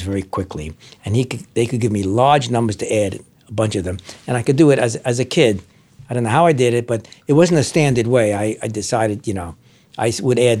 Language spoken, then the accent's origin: English; New York City, New York, United States; Our apartment was up in Washington Heights, in a bad part of Washington Heights, the wrong side of Broadway. So I grew up there, went to elementary school there, born in 1934